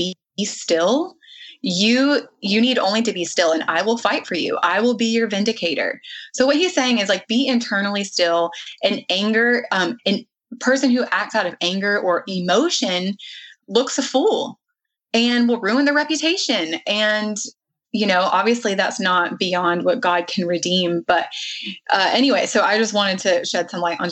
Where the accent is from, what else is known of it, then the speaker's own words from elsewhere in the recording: the South, United States; I was raised in the South